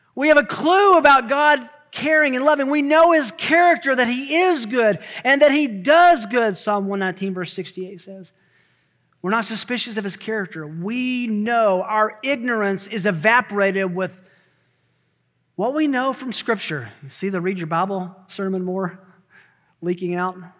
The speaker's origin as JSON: {"language": "English", "region": "Tennessee", "country": "United States", "said": "I'm from Tennessee"}